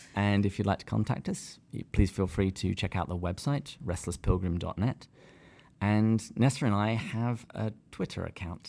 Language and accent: English; England, United Kingdom; moved away as an adult; now in San Diego, United States; I am from the great country of England